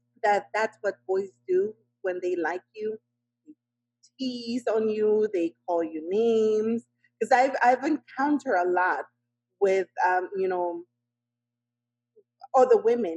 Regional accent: Miami, Florida, United States; I know, we are from Miami too, and I love Miami.

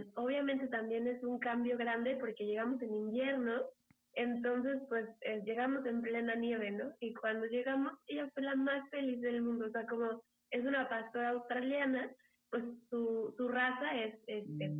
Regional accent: Mexico City, Mexico; moved away as an adult; now in Michigan, United States; yo soy de Ciudad de México y pues ahora vivo en Michigan

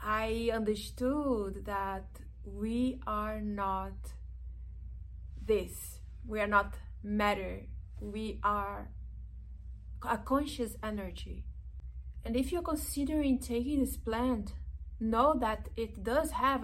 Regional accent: Brazilian Amazon, Brazil; now in Los Angeles, United States; I am originally from the Brazilian Amazon

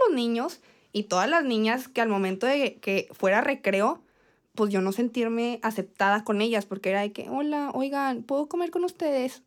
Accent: Torreón, Coahuila, Mexico; Soy de Torreón

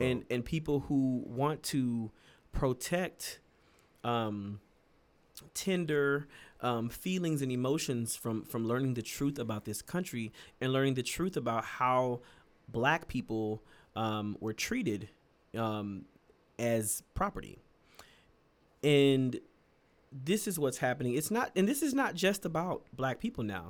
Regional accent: the South, near Houston, Texas, United States; a lot of the people where I'm from, you know, from the, from the South, you know, who are Houston adjacent, 'cause we're not from Houston

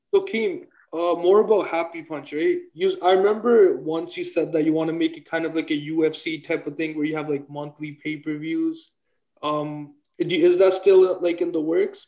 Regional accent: Toronto, Ontario, Canada; I'm actually from Toronto, Ontario, Canada

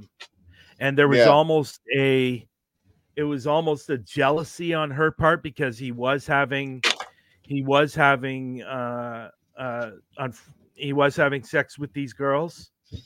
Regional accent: Oakville, Ontario, Canada; when I was growing up in Oakville, as a child

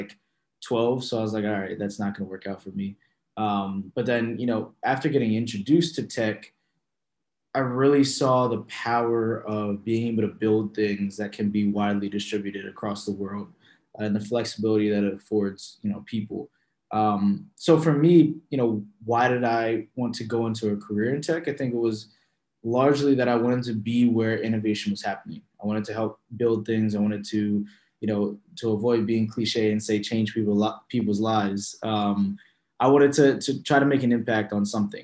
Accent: Philadelphia, Pennsylvania, United States; I am born and raised in Philadelphia

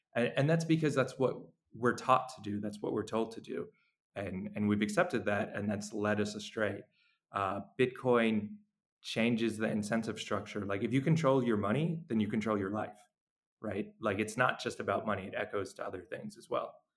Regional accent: New York, United States; moved away as an adult; now in El Salvador; I I'm from New York, so I was in New York when uh, when the pandemic started

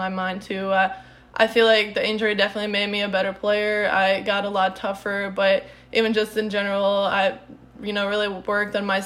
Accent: Czechia; English is a second language; moved away as an adult; also born or lived in Illinois; now in United States; I'm originally from the Czech Republic

